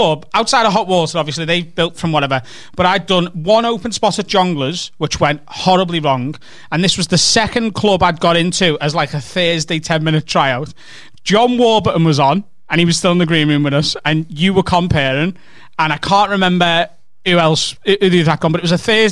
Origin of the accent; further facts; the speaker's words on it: Liverpool, North West England, United Kingdom; I'm from Liverpool